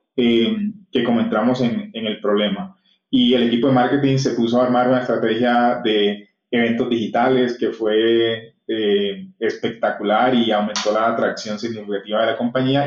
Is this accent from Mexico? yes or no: no; Cartagena, Bolívar, Colombia; moved away; also born or lived in Bogotá; yo soy cartagenero